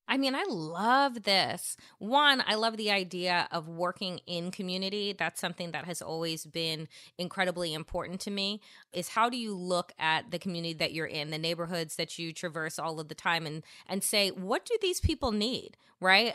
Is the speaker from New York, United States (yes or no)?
yes; Long Island, New York, United States; also born or lived in Washington, D.C.; now in Brooklyn, United States; I'm originally from Long Island, but before I moved back to New York and moved to Brooklyn, I was living in Washington, D.C. for 15 some odd years